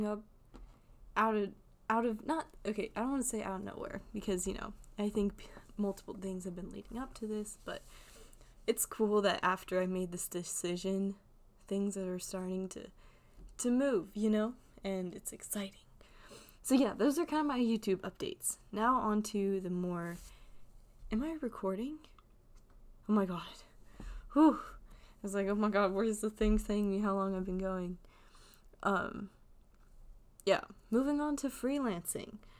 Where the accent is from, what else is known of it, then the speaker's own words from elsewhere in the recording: Atlanta, Georgia, United States; also born or lived in Chicago; being from Atlanta